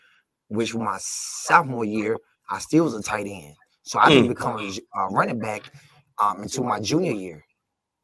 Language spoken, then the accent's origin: English; Tarboro, North Carolina, United States; I'm from Tarboro, North Carolina. It's big on football, small town